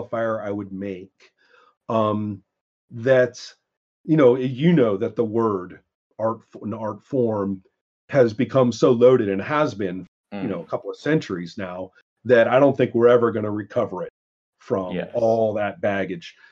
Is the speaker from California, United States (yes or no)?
yes; Monterey Peninsula, California, United States; I grew up on the Montreal Peninsula